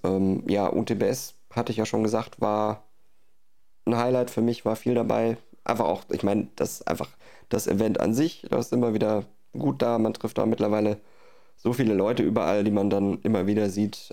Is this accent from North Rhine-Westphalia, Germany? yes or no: no; Baden-Württemberg, Germany; hier unten im Süden, in Baden-Württemberg, wo ich herkomme